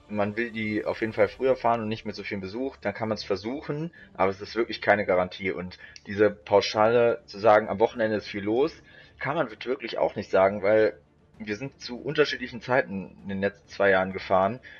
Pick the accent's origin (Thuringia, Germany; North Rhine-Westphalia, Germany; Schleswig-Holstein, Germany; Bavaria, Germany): North Rhine-Westphalia, Germany; St. Tönis; Also ich bin früher bei unserem Dorf, wo ich herkomme, aus St. Tönis, da gab es immer eine Mini-Kirmes im Frühling und im Herbst.